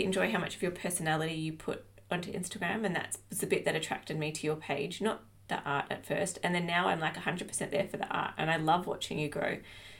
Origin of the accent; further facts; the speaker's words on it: Australia; accent: Australian; I get a real Australian twang about me and I can hear it.